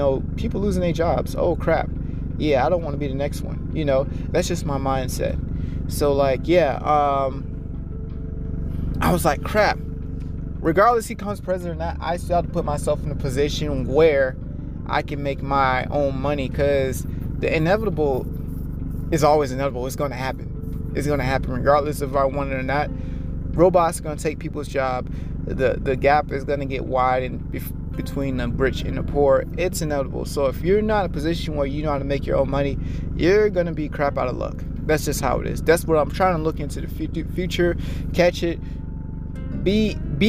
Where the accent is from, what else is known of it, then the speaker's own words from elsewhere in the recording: United States; we're an American